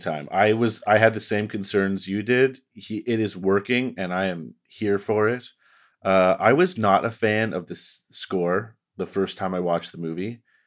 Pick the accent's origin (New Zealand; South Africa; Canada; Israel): Canada; I'm just Canadian